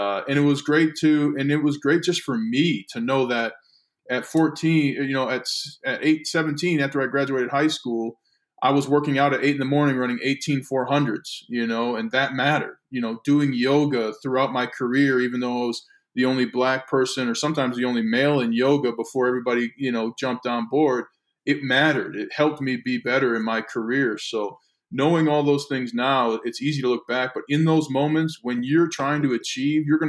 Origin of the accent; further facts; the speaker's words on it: Saint Paul, Minnesota, United States; St. Paul, Minnesota, God's country